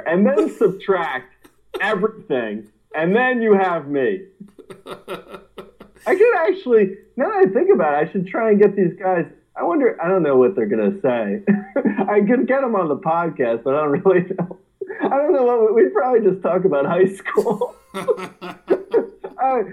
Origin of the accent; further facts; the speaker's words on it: Linden, New Jersey, United States; My hometown is Linden, New Jersey